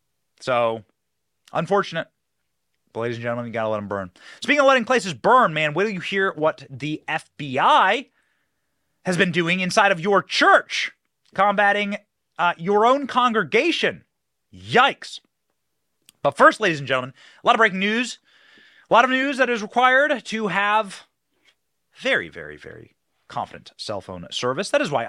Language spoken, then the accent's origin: English; Midwest, United States; I'm from the Midwest. I have a lot of family and friends around there.